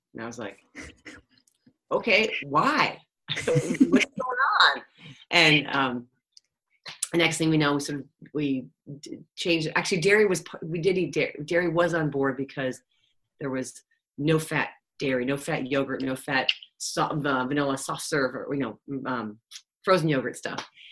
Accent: Cleveland, Ohio, United States; I'm from Cleveland, Ohio, where like garlic salt rules

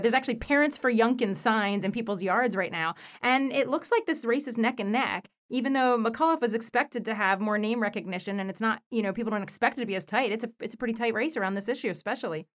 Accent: United States; I was born in the United States

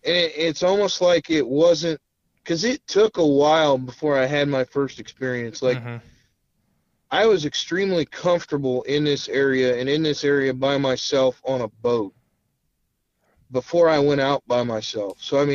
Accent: Illinois, United States; also born or lived in Winston-Salem, North Carolina; So I come from Illinois. When I first went down there, when I say down there, Winston-Salem, North Carolina, and lived there

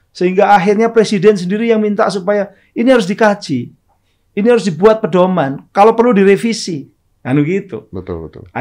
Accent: Surabaya, East Java, Indonesia; orang Surabaya, saya kebetulan orang Surabaya.

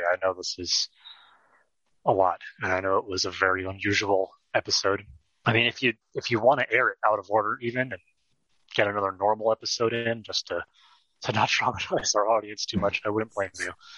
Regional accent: California, United States; growing up in California

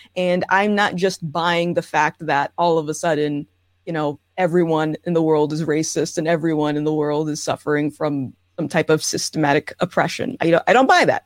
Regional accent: Rhode Island, United States; I am born and raised in Rhode Island.

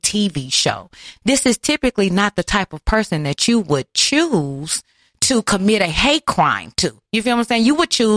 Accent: Houston, Texas, United States; growing up in Acres Home, Houston, Texas

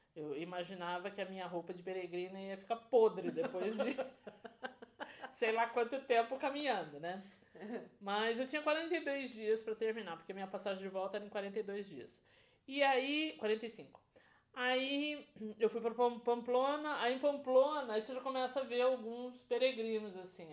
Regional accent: Brazil; Como boa brasileira

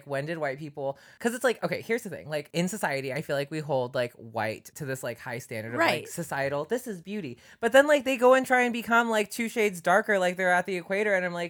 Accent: Philippines; I'm from the Philippines where people bleach their skin to be white.

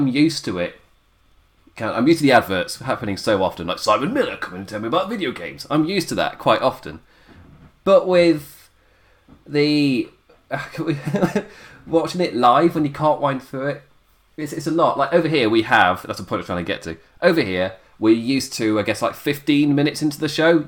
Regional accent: England, United Kingdom; I'm English

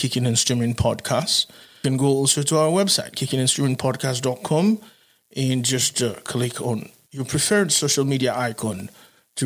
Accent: Haiti; I'm from Haiti

